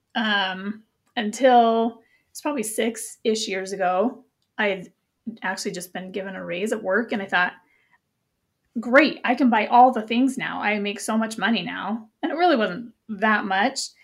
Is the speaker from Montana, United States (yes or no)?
yes; Montana, United States; moved away as an adult; I'm from Montana, and even though I haven't lived there for twenty years, it's still part of my core identity